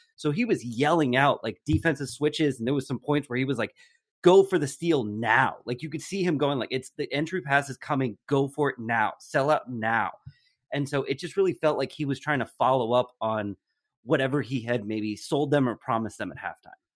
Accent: New Jersey, United States; moved away; I grew up in New Jersey

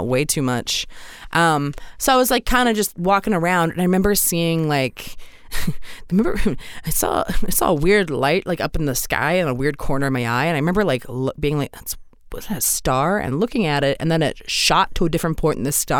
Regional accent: Maryland, United States; I'm from Maryland originally

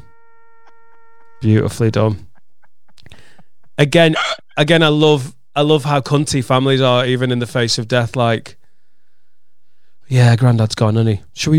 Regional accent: Wales, United Kingdom; Now, we're from Wales, and my mate has a very non-Welsh name.

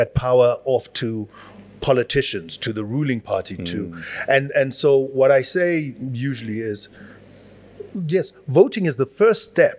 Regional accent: South Africa

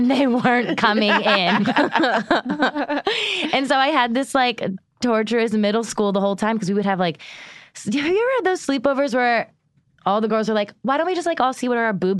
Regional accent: Erie, Pennsylvania, United States; I was from Erie, Pennsylvania.

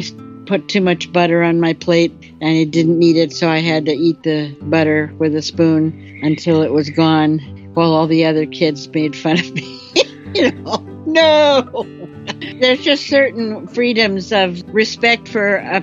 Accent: Minnesota, United States; I am from Minnesota. My parents ran a summer resort with a program for kids

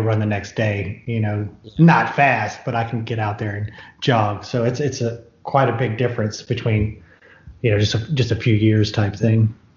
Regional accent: Houston, Texas, United States; And then we grew up in Houston

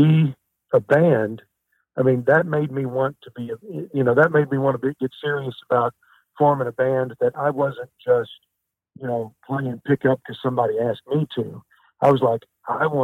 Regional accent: Kennett, Missouri, United States; I'm from Kennett, Missouri

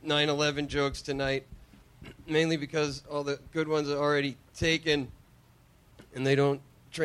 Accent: Pembroke, Massachusetts, United States; accent: Boston; I grew up in Pembroke, Massachusetts.

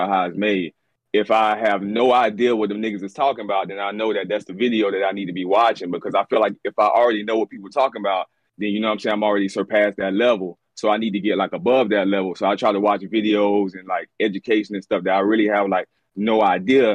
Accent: Jacksonville, Florida, United States; now in Orlando, United States; I'm originally from Jacksonville

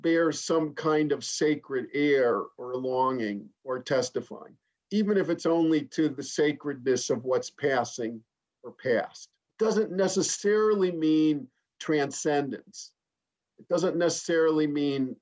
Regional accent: Chicago, Illinois, United States; it was a pretty materialistic middle-class background where I grew up in Chicago, outside Chicago

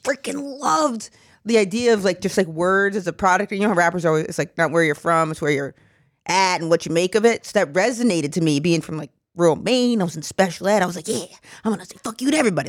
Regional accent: Maine, United States; I'm from Maine

